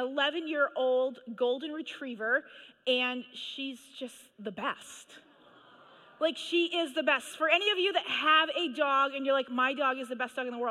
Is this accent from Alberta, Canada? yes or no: no; Manitoba, Canada; I grew up in Manitoba, Canada